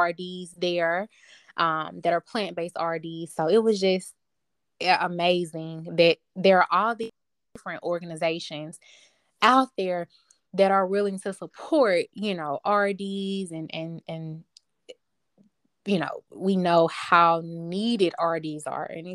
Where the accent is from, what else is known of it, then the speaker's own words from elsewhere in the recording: the South, United States; I'm from the South